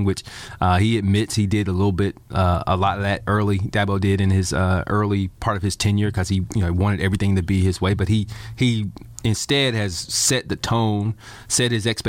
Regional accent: Anderson, South Carolina, United States; growing up in Anderson

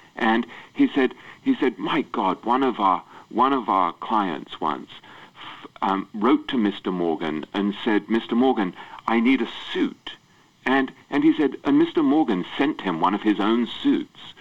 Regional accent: England, United Kingdom; I grew up in England

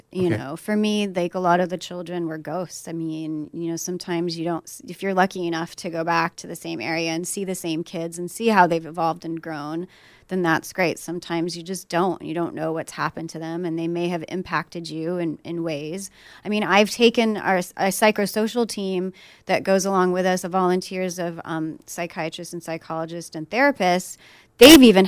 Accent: Syria; now in United States; I am from Syria. I'm Syrian-American

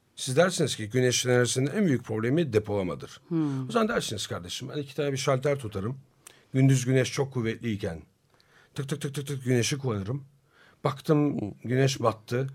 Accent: Turkey; biz Türk'üz, biz burada çalışıyoruz.

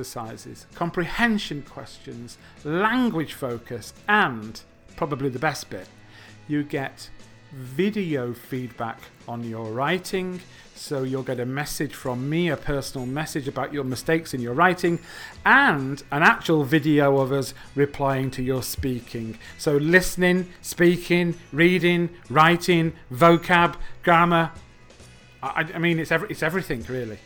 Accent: England, United Kingdom; I'm from England

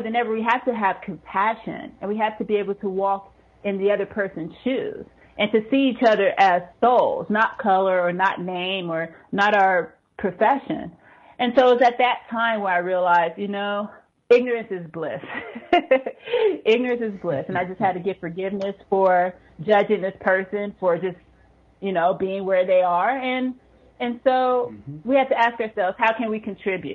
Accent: United States; now in Norway; I am an American living in Norway

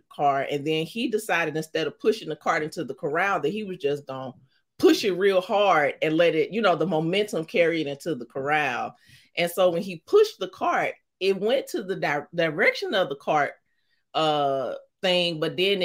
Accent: St. Louis, Missouri, United States; accent: St. Louis accent; now in New York, United States; I'm from St. Louis, Missouri.

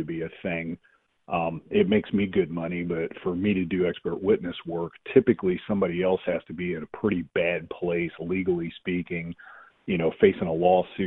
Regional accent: Kansas, United States; I was from Kansas

